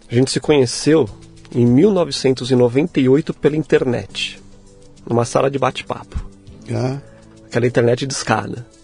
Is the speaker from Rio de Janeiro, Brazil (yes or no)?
no; São Paulo, Brazil; born there; Nasci em São Paulo mesmo